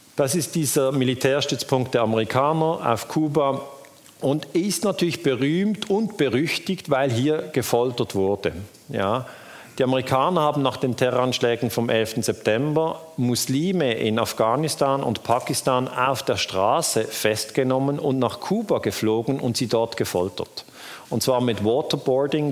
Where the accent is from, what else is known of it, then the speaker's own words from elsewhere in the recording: Switzerland; ich bin aus der Schweiz